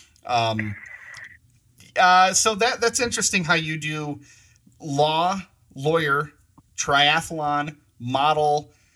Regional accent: Michigan, United States; moved away as an adult; now in Colorado, United States; we're from Michigan

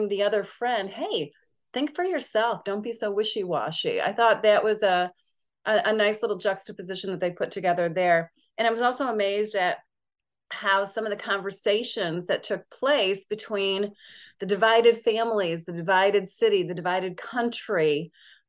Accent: New York, United States; I'm from New York and I don't sound like that.

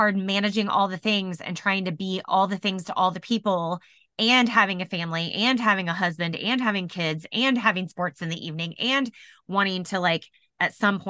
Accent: Indianapolis, Indiana, United States; And I said, oh, I'm from Indianapolis. That's where, you know, that's where we just moved here from.

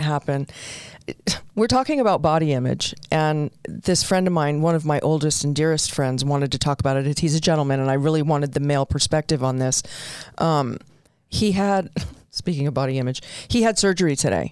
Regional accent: Southern California, United States; I did a lot of growing up in Southern California, so we wore shorts to school.

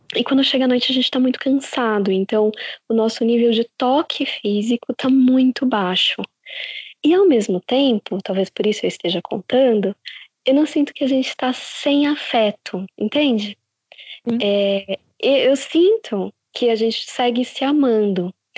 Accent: São Paulo, Brazil; moved away as an adult; now in São Francisco Xavier, Brazil; Sim, é de São Paulo. A gente sempre morou em São Paulo

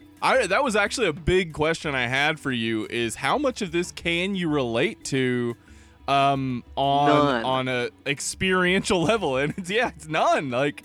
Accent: the South, United States; We are both from Jefferson County.

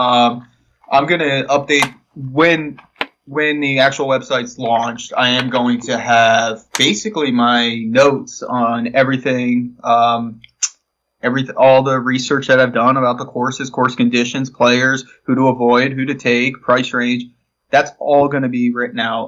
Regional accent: Florida, United States; I'm from Florida

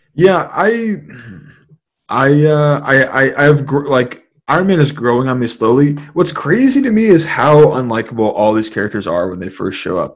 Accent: San Francisco, California, United States; growing up in San Francisco, uh, the majority of my the majority of like my my early years in San Francisco

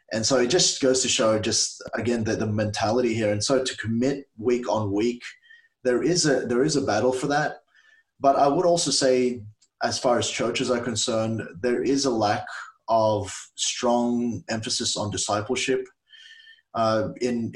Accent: Australia; also born or lived in Philippines; I was saved as a 7-year-old in the Philippines. That's where we're originally from. My parents took us here when I was 7 years old. That was 31 years ago. And so I'm very Australian in my mindset. I grew up here, love the country

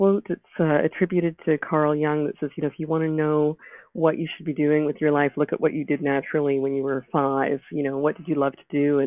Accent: Vancouver, British Columbia, Canada; moved away as an adult; also born or lived in Toronto; my husband and I were both born and raised in Vancouver

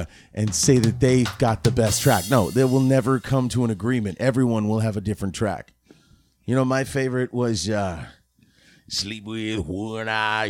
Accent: Florida, United States; I'm from South Florida.

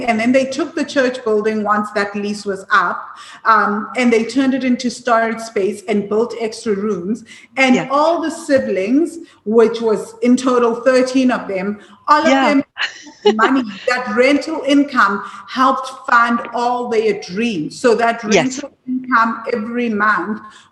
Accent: Johannesburg, Gauteng, South Africa; you and I grew up in Joburg

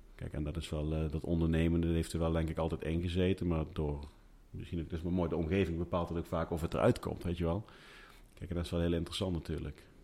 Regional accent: Groesbeek, Gelderland, Netherlands; ik kom uit Groesbeek

